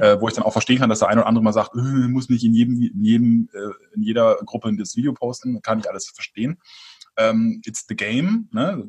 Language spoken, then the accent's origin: German; Franconia, Bavaria, Germany; moved away; als Exil-Franke